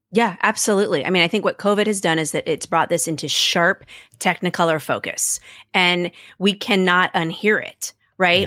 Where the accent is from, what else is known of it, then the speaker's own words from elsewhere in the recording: Seattle, Washington, United States; now in Washington, D.C., United States; where I grew up in Seattle